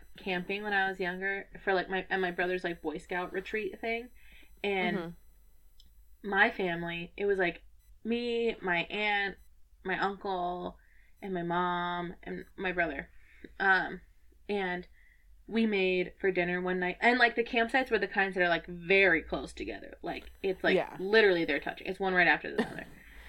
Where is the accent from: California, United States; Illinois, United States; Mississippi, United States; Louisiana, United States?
Illinois, United States; Lake in the Hills; I'm from Lake in the Hills.